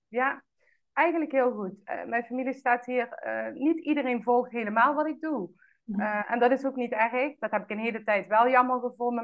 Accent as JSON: {"language": "Dutch", "town": "Roermond", "region": "Limburg", "country": "Netherlands", "tie": "born or raised there", "also_born_or_lived": "Amsterdam", "moved": "as an adult", "said": "geboren en getogen in Roermond"}